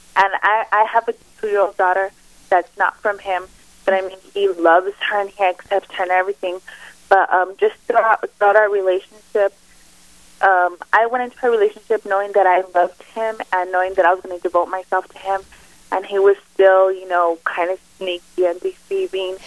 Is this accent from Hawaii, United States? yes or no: no; El Paso, Texas, United States; I'm from El Paso, Texas. So you know, I was brought up in a real close knit family